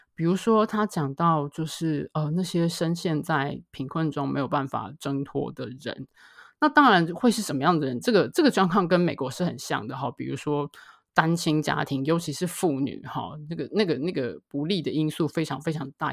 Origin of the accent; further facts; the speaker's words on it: Taiwan; 住在所谓的眷村里面